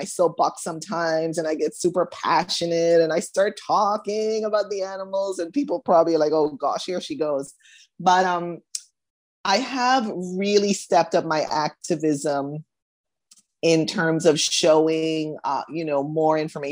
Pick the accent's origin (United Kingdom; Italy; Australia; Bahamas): Bahamas; also born or lived in United States; I was born in the US, grew up in the Bahamas